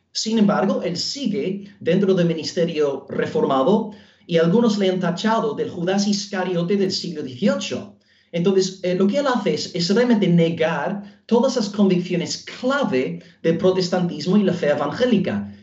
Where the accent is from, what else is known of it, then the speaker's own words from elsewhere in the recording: Belfast, Northern Ireland, United Kingdom; Spanish is a second language; moved away as an adult; now in Almería, Spain; soy eh, norirlandés de Belfast